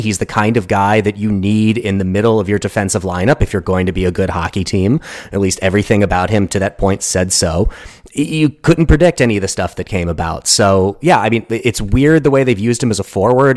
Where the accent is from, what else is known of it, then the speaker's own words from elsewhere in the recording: St. Louis, Missouri, United States; I grew up in the St. Louis area